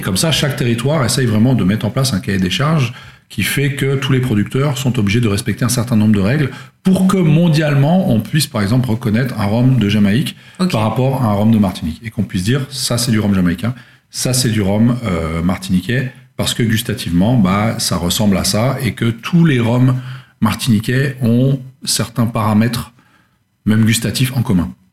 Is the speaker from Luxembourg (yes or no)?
yes; Luxembourg; je suis originaire du Luxembourg à la base